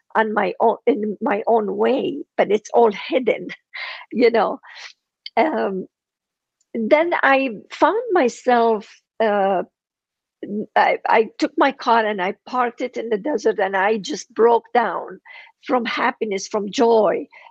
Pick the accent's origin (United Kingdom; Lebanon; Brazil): Lebanon; first language Armenian; English is a second language; moved away as an adult; now in United States